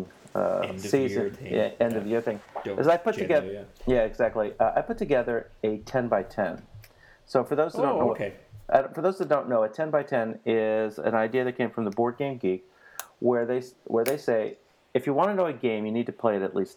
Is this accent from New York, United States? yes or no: yes; New York City, New York, United States; I'm from Queens.